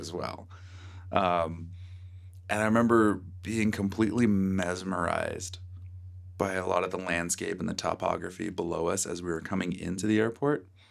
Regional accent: Virginia, United States; moved away; I grew up in Virginia where there was chicken and waffles aplenty

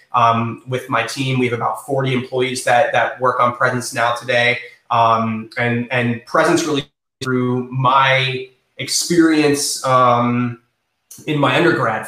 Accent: East Lake, Florida, United States; also born or lived in St. Petersburg, Florida; I grew up in in North County, um, North North Pinellas, um, the East Lake area

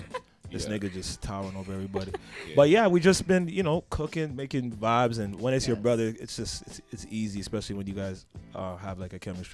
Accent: Brampton, Ontario, Canada; also born or lived in Toronto; Whether I was born in Toronto or not, I will never get used to this cold. I just like to say I vibe. Yeah. So … from Toronto, Brampton, really.

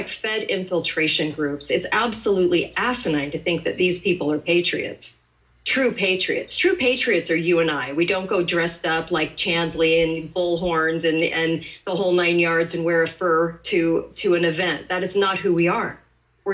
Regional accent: California, United States; now in Utah, United States; I grew up in California. But I moved to Utah

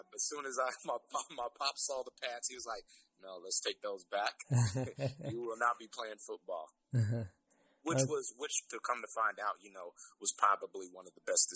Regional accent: Lemoore, California, United States; I grew up in Lemoore, California, and went to Lemoore High School

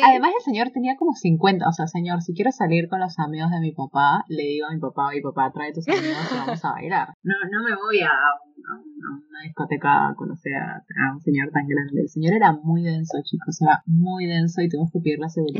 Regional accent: Peru; de Perú

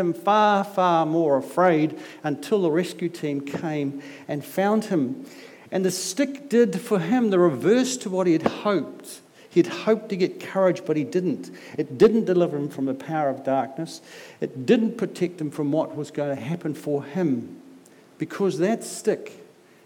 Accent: Auckland, New Zealand; I'm from South Auckland

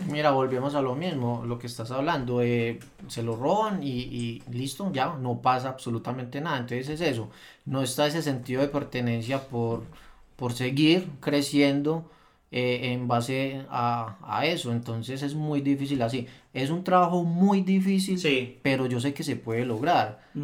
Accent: Rionegro, Antioquia, Colombia; nuestro municipio

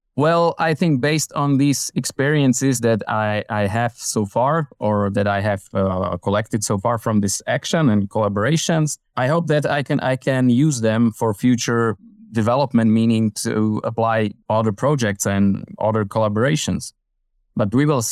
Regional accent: Slovakia; I'm from Slovakia in Central Europe

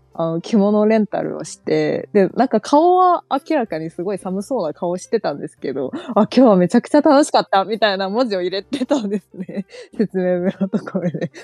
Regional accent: China; Japanese is a second language; moved away as an adult; now in Japan; 中国出身

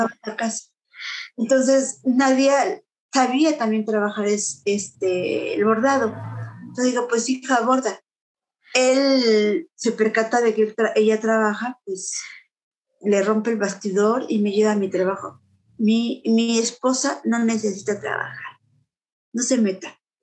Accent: Puebla, Mexico; moved away; mi pueblo, yo soy de en Puebla

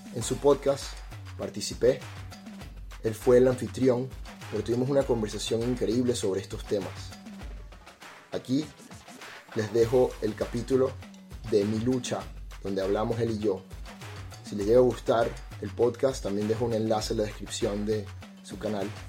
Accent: Venezuela; moved away as an adult; yo salí de Venezuela en el 2016. Yo había estudiado ingeniería en computación hasta el año 2013, me gradué

